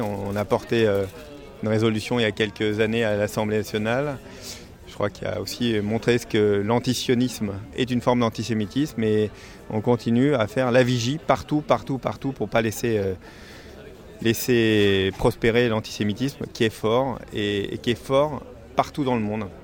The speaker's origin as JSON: {"language": "French", "town": "Paris", "region": "Île-de-France", "country": "France", "said": "en tant que citoyen euh, français euh, et puis en tant que parisien"}